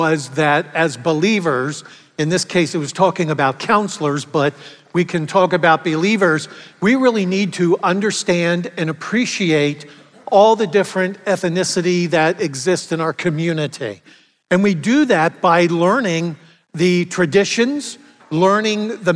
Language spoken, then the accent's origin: English; York, Pennsylvania, United States; Our community in York, I grew up in York